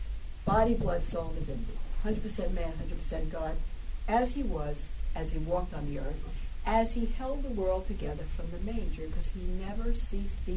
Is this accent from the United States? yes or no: yes; New York City, New York, United States; I'm from Brooklyn, I'm tough